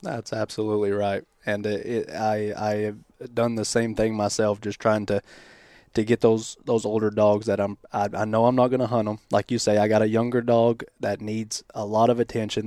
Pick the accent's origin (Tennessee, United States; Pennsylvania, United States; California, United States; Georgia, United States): Tennessee, United States; Athens; moved away as an adult; now in Michigan, United States; I'm from Southeast Tennessee, a little town called Athens